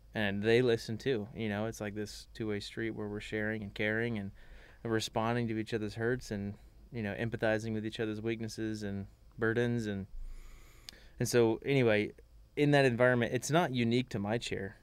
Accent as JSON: {"language": "English", "town": "Magnolia", "region": "Texas", "country": "United States", "tie": "born or raised there", "said": "I'm from Magnolia, Texas."}